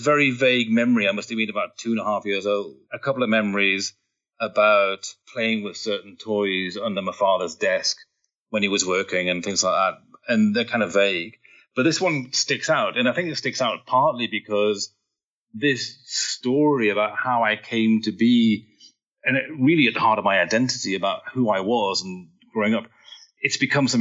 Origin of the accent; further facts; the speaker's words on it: Newcastle upon Tyne, North East England, United Kingdom; I was born in Newcastle, which is a little town at the north of England.